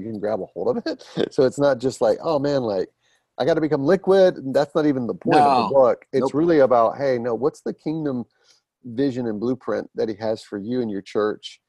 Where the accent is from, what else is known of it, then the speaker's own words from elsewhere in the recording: Atlanta, Georgia, United States; moved away as an adult; now in Lehigh Valley, United States; I'm from Atlanta originally, born and raised in the ATL